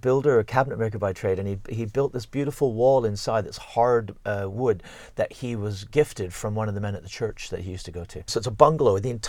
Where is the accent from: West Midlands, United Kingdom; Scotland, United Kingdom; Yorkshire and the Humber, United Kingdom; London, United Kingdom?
Scotland, United Kingdom; Cumbernauld; born there; I was born in Cumbernauld.